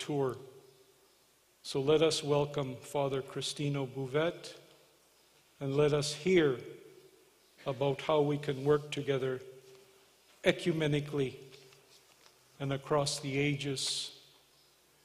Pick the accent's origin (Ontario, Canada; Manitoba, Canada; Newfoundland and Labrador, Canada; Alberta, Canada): Alberta, Canada; Morley; I am from Morley